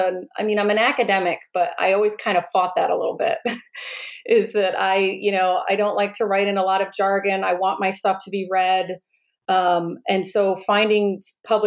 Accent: Oscoda, Michigan, United States; moved away; I'm originally from a small town in rural Michigan, a town called Oscoda

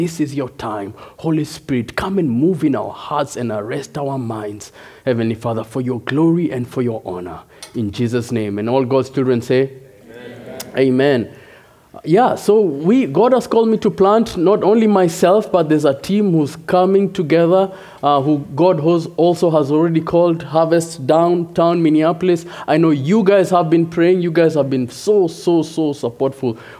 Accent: Nairobi, Kenya; moved away as an adult; also born or lived in Chicago, United States; now in Rochester, United States; I am originally from Nairobi, Kenya. Came to the U.S. 6 years ago.

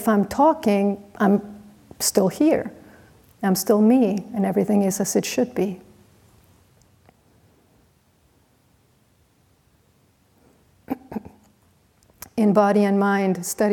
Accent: Mexico; moved away as an adult; I was from Mexico

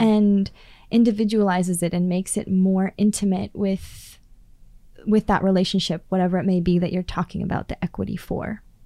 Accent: Prince George, British Columbia, Canada; I come from Klaytli Tanay. I come from the people where the two rivers flow together.

